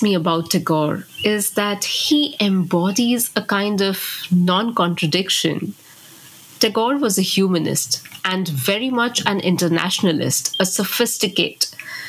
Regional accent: West Bengal, India; Growing up in India, it's really clear that we are shaped by our cultural background.

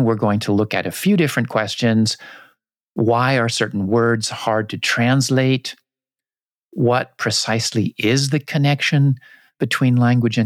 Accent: United States; first language English; as an American

